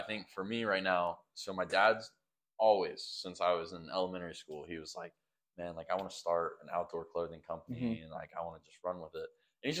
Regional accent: the South, United States; We're from the South. So like, yeah, we love the outdoors, man.

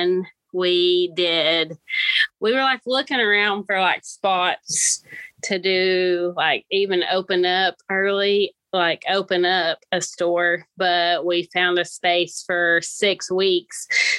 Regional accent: Lenoir City, Tennessee, United States; accent: country; now in Maryville, United States; I'm from East Tennessee.

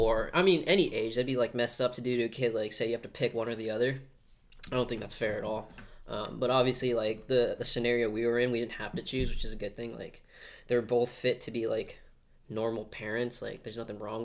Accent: Glendale, Arizona, United States; early life, I grew up here in Glendale

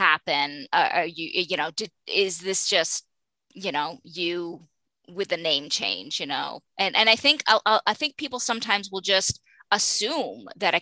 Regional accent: Maine, United States; I'm from Maine

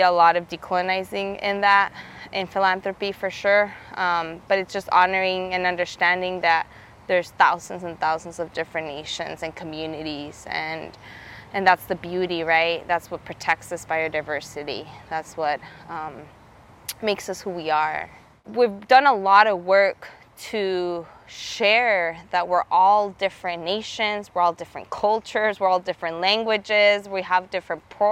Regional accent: Nogales, Sonora, Mexico; now in Nogales, United States; I grew up in Nogales, Sonora, Mexico, in Nogales, Arizona, where I live now.

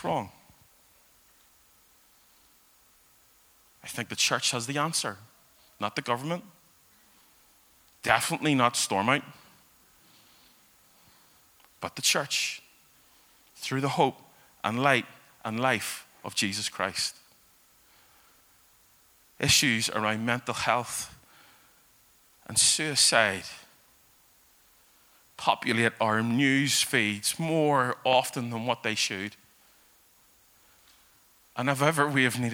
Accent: Belfast, Northern Ireland, United Kingdom; I have been a Belfast guy all my life. I grew up in East Belfast

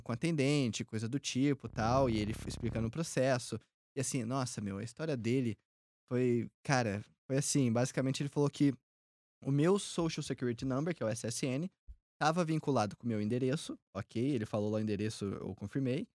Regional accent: Minas Gerais, Brazil; moved away as an adult; now in Tampa, United States; eu que sou mineiro

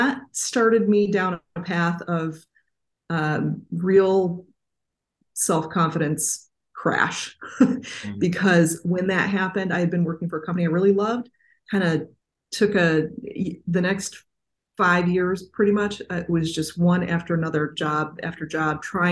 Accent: Southeast Michigan, United States; I grew up, as I said, in Southeast Michigan

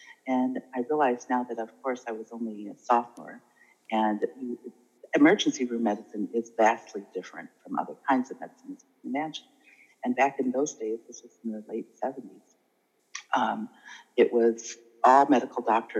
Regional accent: Holland, Michigan, United States; also born or lived in Champaign-Urbana, Illinois / Macon, Georgia; I'm from Michigan

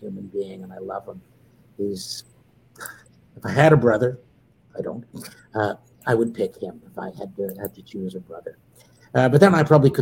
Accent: Canada; I'm a Canadian, and I work in 99. My work is out of Canada

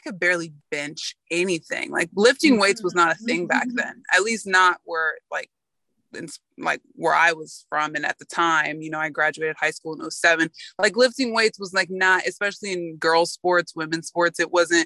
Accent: Florida, United States; moved away as an adult; also born or lived in New York; I'm from Florida. I went to New York. I had never lived away from home

